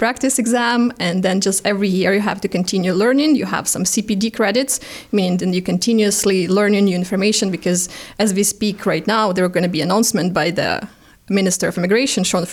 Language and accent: English; Ukraine; English is a second language; moved away as an adult; now in Canada; I'm from Ukraine